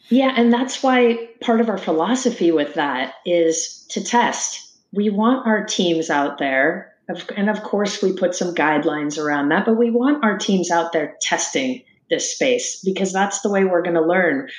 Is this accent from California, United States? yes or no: yes; Sacramento, California, United States; I, I grew up in Sacramento, California, playing a lot of sports